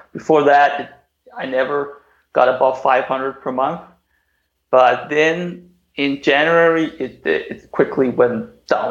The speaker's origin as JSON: {"language": "English", "country": "Denmark", "also_born_or_lived": "China", "said": "I just returned to my home country, which is Denmark."}